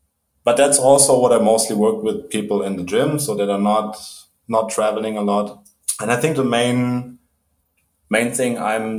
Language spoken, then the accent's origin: English; Germany; English is a second language; moved away; I'm originally from Germany. When I was a kid, we moved around a lot.